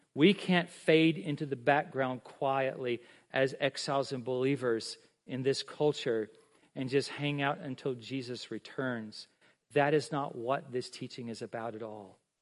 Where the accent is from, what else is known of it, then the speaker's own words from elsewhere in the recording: United States; I'm an American. I'm a Christian.